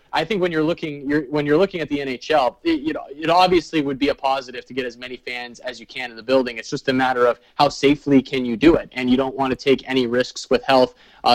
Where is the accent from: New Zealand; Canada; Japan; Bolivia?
Canada; As a Canadian and a Canadian hockey fan, it's pretty intriguing to me to think of all of those teams in the same division.